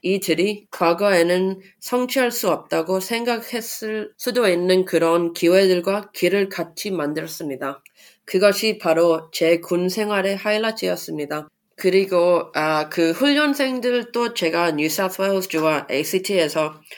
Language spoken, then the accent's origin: Korean; Sydney, New South Wales, Australia; Korean is a second language; moved away as an adult; also born or lived in Canberra; now in Seoul, South Korea; 호주 시드니에서 태어나 자랐고요.